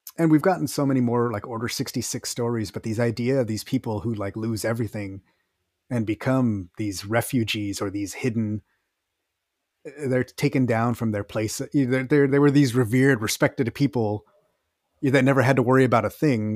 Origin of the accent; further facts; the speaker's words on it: Texas, United States; I'm from Texas, so, well, yeah, I remember how it was over there